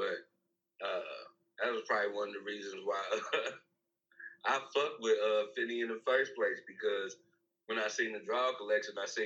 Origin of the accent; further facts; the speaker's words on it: Kansas City, Missouri, United States; that's my hometown.